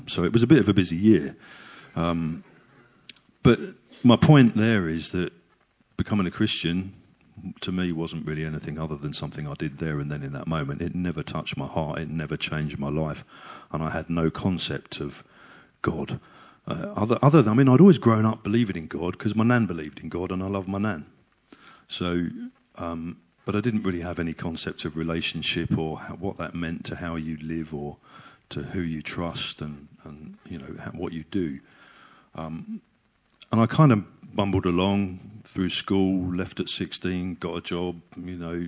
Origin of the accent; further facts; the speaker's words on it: Hildenborough, South East England, United Kingdom; I grew up in Hildenborough, so not so very far from you guys.